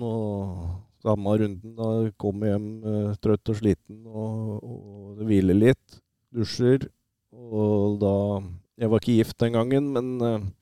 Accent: Oslo, Norway; now in Hamar, Norway; jeg er født og oppvokst, uh, som du sier, på, i Oslo og, og, bodde på Kampen uh, fra jeg var guttunge

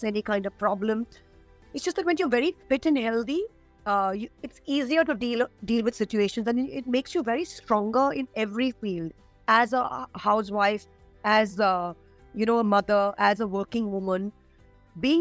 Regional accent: India; As an Indian woman

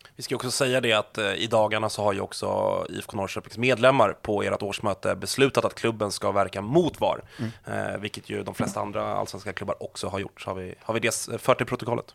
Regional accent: Sweden; som svensk

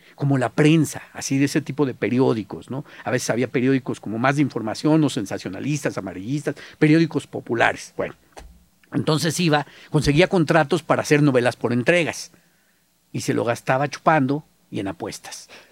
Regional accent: Mexico

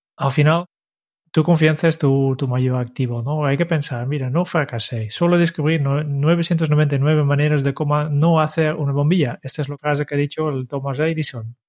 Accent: Netherlands; now in Spain; como holandés

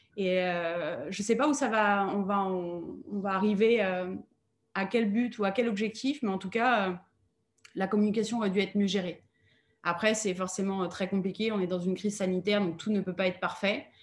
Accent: France; en tant que Français

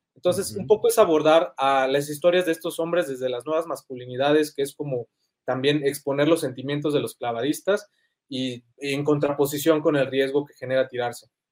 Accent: Yucatán, Mexico; yo soy originario de Yucatán

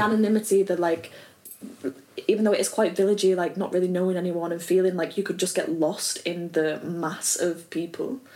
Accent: Oldham, North West England, United Kingdom; moved away as an adult; also born or lived in Oxford; now in London, United Kingdom; I came from Oldham and then I went to Oxford

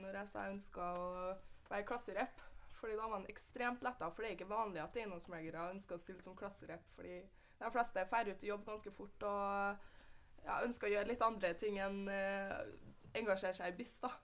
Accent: Trondheim, Trøndelag, Norway; Jeg er født og oppvokst her i Trondheim

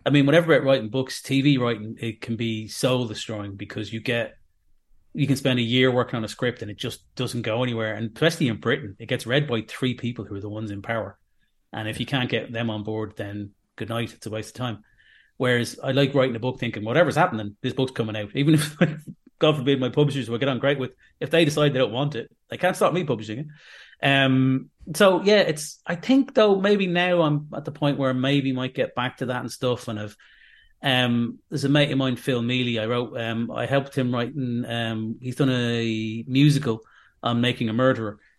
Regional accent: Dublin, Leinster, Ireland; now in Manchester, United Kingdom; I'm from Dublin

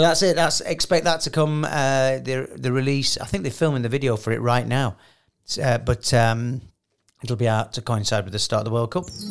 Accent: United Kingdom; I'm too British

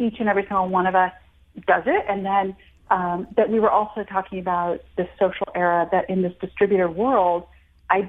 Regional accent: United States; also born or lived in India; I was born in India, but raised in America since I was 4 and a half, but still in a very traditional household

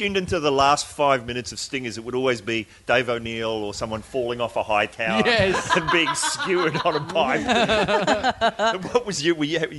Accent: New Zealand; moved away; I'm from New Zealand

